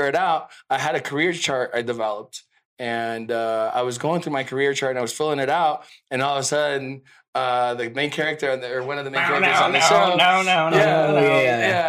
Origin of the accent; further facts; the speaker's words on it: California, United States; English is a second language; also born or lived in Mexico City, Mexico; growing up in California